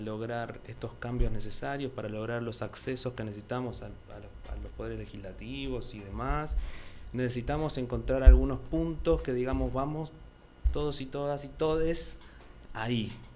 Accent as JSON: {"language": "Spanish", "country": "Argentina"}